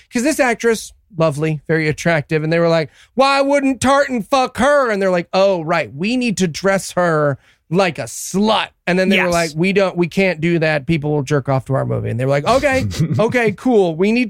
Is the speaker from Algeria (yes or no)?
no; United Kingdom; And I wrote in my notes, March, for the record, as a British person, that's bad.